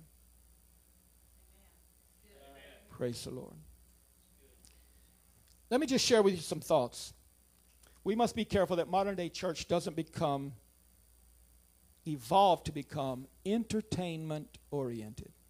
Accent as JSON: {"language": "English", "country": "United States", "also_born_or_lived": "Suriname", "said": "I'm an American"}